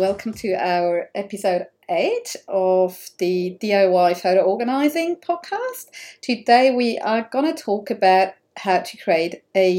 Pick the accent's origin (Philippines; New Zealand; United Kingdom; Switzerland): Switzerland; moved away; because I'm coming from Switzerland, so we're using the metric system